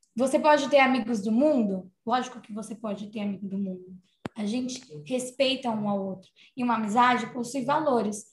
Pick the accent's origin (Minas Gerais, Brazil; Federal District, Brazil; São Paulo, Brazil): São Paulo, Brazil; Santo André; eu sou de Santo André